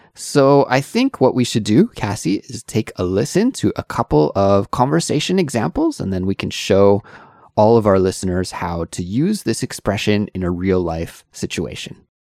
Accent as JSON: {"language": "English", "country": "Canada", "said": "being a Canadian"}